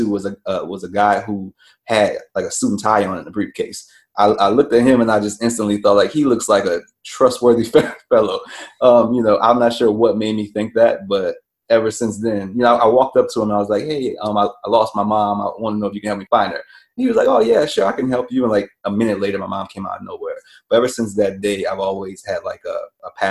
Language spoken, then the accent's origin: English; New Orleans, Louisiana, United States; I'm born and raised in New Orleans, Louisiana